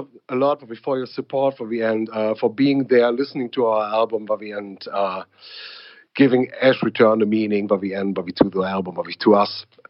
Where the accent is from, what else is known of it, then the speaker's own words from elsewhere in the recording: Berlin, Germany; English is a second language; a guy from Berlin, wouldn't believe that I'm from Berlin at all.